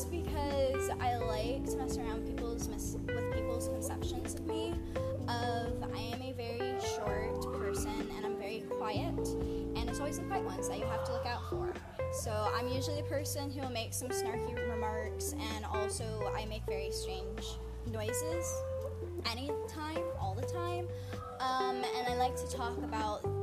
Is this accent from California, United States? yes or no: no; Westfield, Indiana, United States; I'm from Westfield, Indiana, one of the flyover states